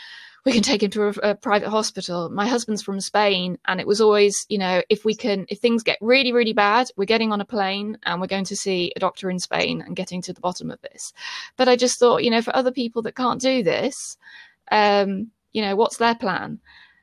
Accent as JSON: {"language": "English", "country": "United Kingdom", "said": "So I'd say to people, you know, I'm British."}